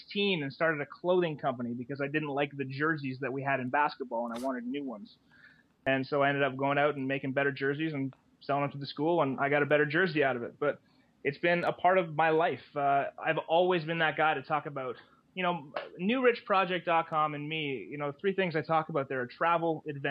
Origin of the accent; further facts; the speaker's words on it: Canada; Being Canadian